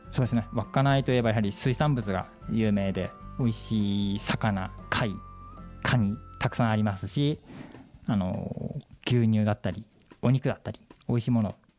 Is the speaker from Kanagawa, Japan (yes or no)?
yes; Kanagawa, Japan; moved away as an adult; now in Wakkanai, Japan; 出身は神奈川県ということで、はい、えー、就職してから北海道の方に来ました